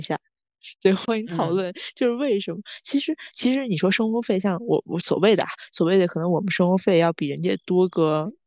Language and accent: Chinese; Tianjin, China; moved away; 我们是来自天津的